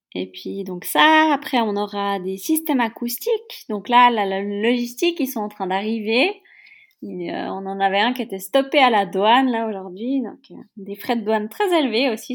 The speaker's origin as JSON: {"language": "French", "town": "Yverdon-les-Bains", "region": "Vaud", "country": "Switzerland", "tie": "born or raised there", "said": "je suis suisse. J'ai grandi dans une petite ville qui s'appelle Yverdon-les-Bains."}